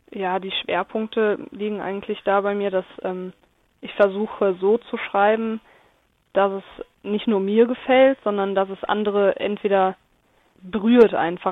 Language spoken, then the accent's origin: German; Lindlar, North Rhine-Westphalia, Germany; ich komme aus Lindlar, das ist im Oberbergischen